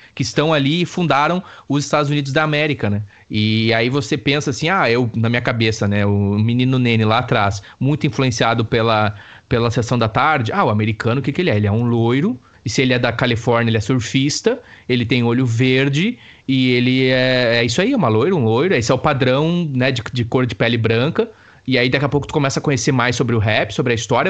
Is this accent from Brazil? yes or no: yes; Brazil; moved away as an adult; now in Dublin, Ireland; eu sou do Brasil